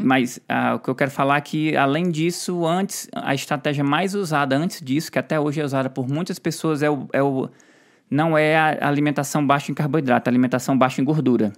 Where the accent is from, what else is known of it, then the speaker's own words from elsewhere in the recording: Ceará, Brazil; eu sou do Ceará, eu falo quieto